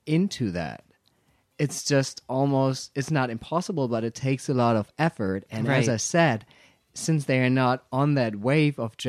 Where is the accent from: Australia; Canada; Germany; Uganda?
Germany; first language German; English is a second language; German is the only language that I can talk to because it's my mother tongue.